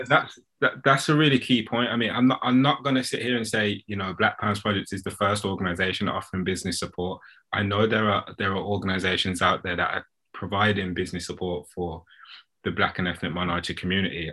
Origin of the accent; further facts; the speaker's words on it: United Kingdom; as British customers